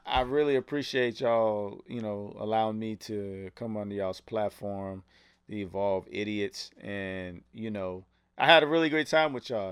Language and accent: English; United States; I was from America